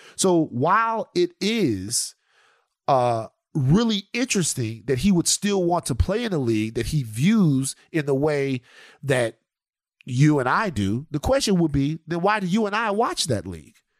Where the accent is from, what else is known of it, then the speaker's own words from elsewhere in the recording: United States; We're American. Like, we're American